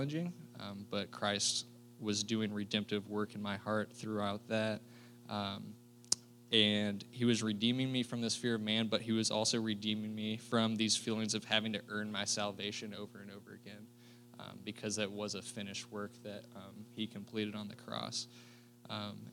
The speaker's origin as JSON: {"language": "English", "town": "Fishers", "region": "Indiana", "country": "United States", "said": "I'm from Fishers, Indiana, so northeast Indianapolis"}